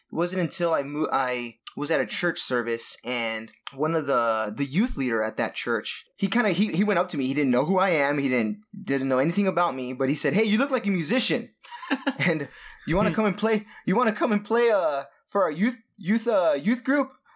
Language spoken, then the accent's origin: English; Southern California, United States; born and raised in Southern California